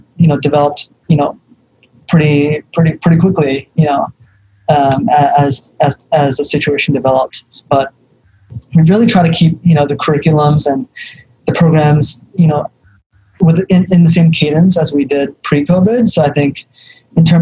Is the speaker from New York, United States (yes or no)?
yes; New York City, New York, United States; I grew up in the Bronx